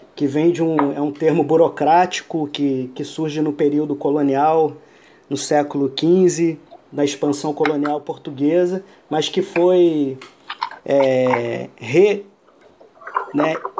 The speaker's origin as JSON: {"language": "Portuguese", "country": "Iran", "tie": "born or raised there", "moved": "yes", "said": "ao Irã, ao, ao meu país natal"}